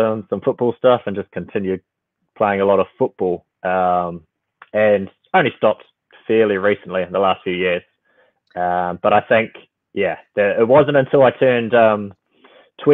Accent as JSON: {"language": "English", "region": "Auckland", "country": "New Zealand", "tie": "born or raised there", "also_born_or_lived": "Philippines", "said": "I was born in the Philippines and moved to New Zealand pretty quickly. So I've been in Auckland my whole life"}